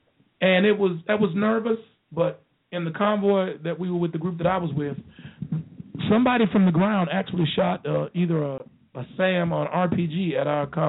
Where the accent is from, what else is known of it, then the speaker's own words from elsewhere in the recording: Rural Hall, North Carolina, United States; moved away; I'm from Winston-Salem, North Carolina. Actually, I'm from a small town outside of Winston-Salem called Rural Hall, North Carolina.